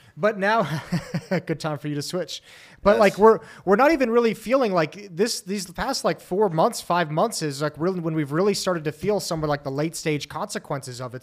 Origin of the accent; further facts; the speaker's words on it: United States; speaking as an American